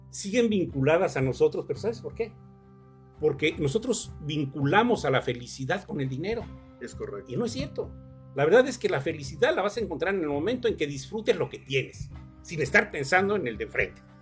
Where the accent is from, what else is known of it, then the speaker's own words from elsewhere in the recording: Acatlipa, Morelos, Mexico; yo nací en Acatlipa, vivo donde nací en la parcela de mi abuela, ¿no?